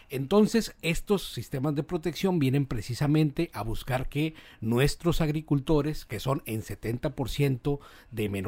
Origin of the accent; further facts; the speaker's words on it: Mexico; somos los mexicanos hijos del maíz porque desde hace miles de años lo consumimos como parte fundamental de nuestra dieta